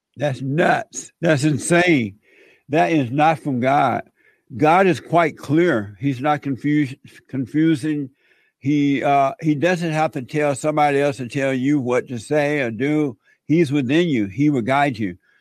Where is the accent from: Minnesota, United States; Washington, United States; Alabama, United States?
Alabama, United States; I grew up in Alabama on a plantation